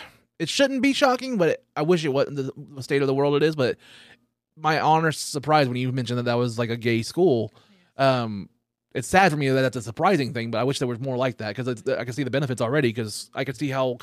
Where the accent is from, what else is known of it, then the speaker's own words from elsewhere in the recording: the South, United States; especially, you know, growing up in the South, yes, especially that, hear those little things, is just, it's amazing.